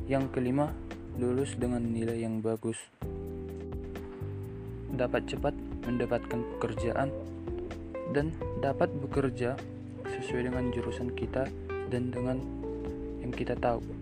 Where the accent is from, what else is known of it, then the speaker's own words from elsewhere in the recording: Siborong-Borong, North Sumatra, Indonesia; Saya berasal dari Seborong-Borong, Provinsi Sumatera Utara.